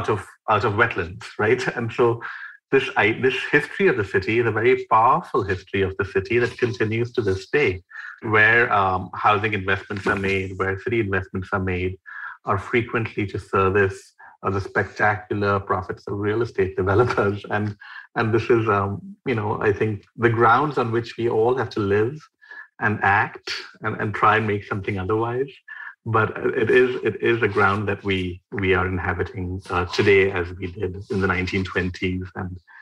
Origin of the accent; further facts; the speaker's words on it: Mumbai, Maharashtra, India; I grew up in Mumbai in a building that's 11 floors since 1975.